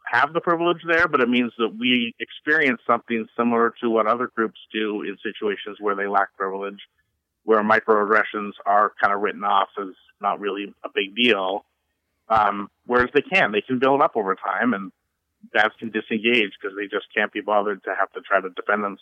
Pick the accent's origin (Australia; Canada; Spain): Canada; but I'm Canadian, so it comes very